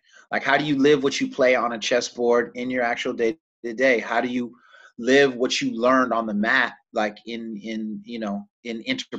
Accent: San Francisco Bay Area, California, United States; I'm from the San Francisco Bay Area

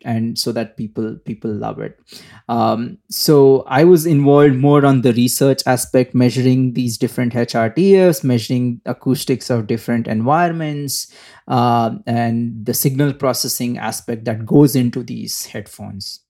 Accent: India; moved away as an adult; also born or lived in Singapore; I am from India. Um, I was, uh, born in India, brought up in India, uh, uh, for most of my life

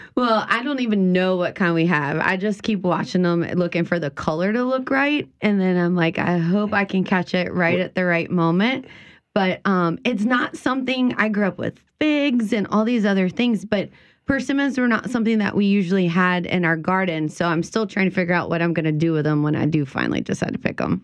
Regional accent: South Louisiana, United States; the things that we grew up here in South Louisiana

